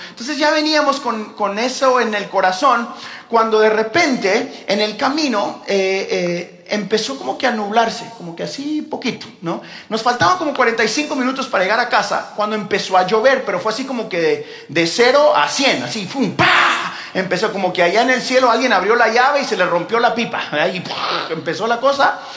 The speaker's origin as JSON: {"language": "Spanish", "town": "Houston", "region": "Texas", "country": "United States", "tie": "born or raised there", "said": "yo como crecí toda mi vida en Houston, he manejado ese freeway eh, chorrocientas mil veces"}